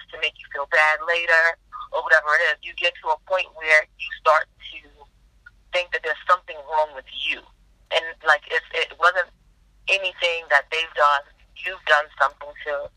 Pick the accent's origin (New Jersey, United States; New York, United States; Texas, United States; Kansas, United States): New York, United States; New York City; moved away as an adult; now in Arizona, United States; I literally had to leave my hometown, New York City